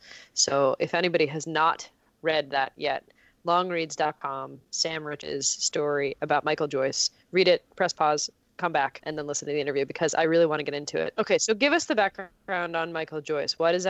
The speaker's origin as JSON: {"language": "English", "town": "Montreal", "region": "Quebec", "country": "Canada", "tie": "born or raised there", "said": "it's not as good as Montreal, my hometown"}